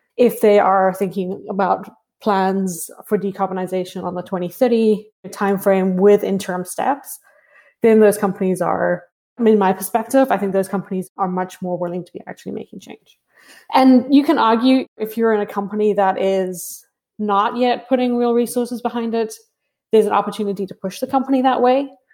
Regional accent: South Africa; moved away; I grew up in South Africa

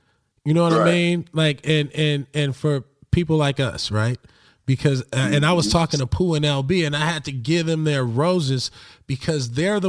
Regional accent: Los Angeles, California, United States; grow up in LA and grow up in a neighborhood

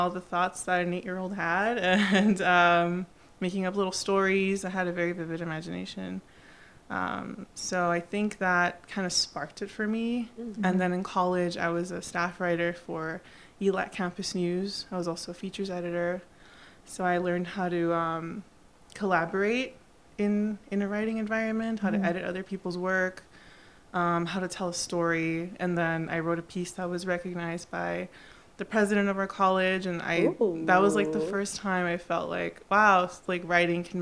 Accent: Los Angeles, California, United States; first language Spanish; English is a second language; I was born and raised in LA. Okay. And I am the daughter of immigrant Mexican

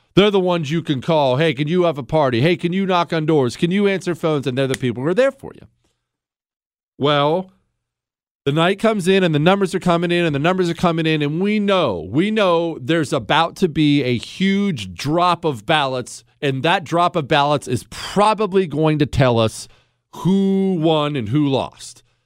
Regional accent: Steubenville, Ohio, United States; I was born in Steubenville.

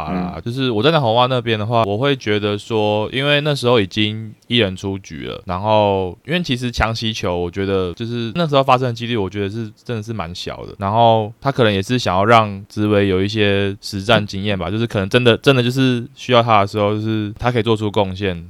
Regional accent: Taiwan; 哦，对啊，身为台湾人，

